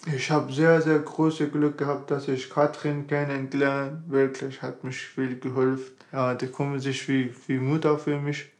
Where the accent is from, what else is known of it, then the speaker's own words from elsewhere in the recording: Afghanistan; German is a second language; now in Zeitz, Germany; Ich komme aus Afghanistan.